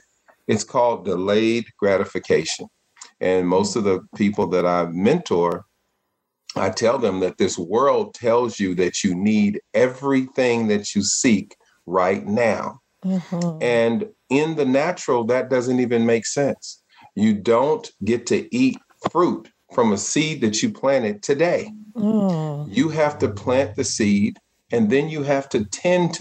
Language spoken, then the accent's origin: English; Richmond, California, United States